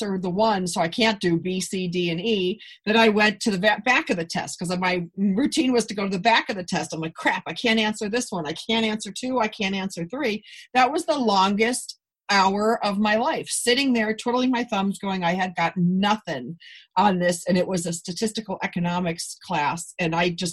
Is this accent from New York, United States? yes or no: yes; Buffalo, New York, United States; now in Los Angeles, United States; I'm from Buffalo